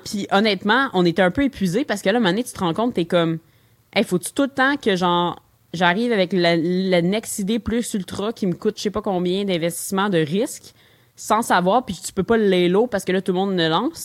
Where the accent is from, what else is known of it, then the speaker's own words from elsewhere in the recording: Longueuil, Quebec, Canada; now in Montreal, Canada; je viens de Longueuil à la base